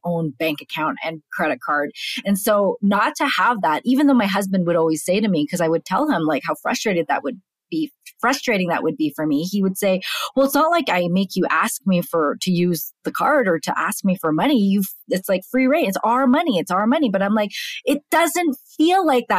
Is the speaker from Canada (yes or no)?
yes; Canada; moved away as an adult; now in United States; I'm born and raised in Canada